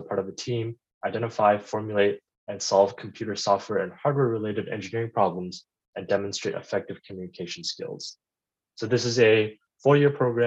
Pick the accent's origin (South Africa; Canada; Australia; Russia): Canada; Ottawa, Ontario; moved away as an adult; now in Los Angeles, United States; I am Canadian. I grew up in Ottawa. It's also where I went to high school